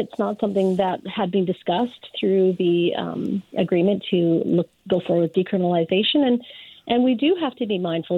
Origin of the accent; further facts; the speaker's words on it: Surrey, British Columbia, Canada; my hometown of Surrey